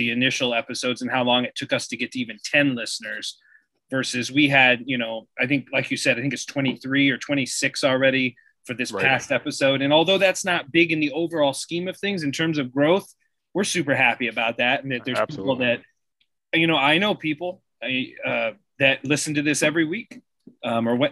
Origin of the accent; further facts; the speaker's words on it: Sandusky, Ohio, United States; I was born and raised in Sandusky. I had Cedar Point 5-10 minutes from my house my whole childhood